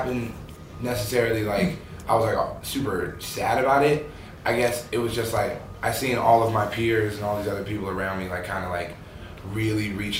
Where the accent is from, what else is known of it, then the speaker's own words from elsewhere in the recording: Ventura, California, United States; we're from Ventura, California.